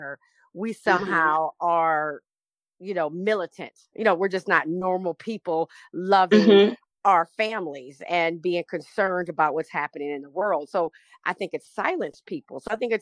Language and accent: English; the South, United States; now in California, United States; I'm from the South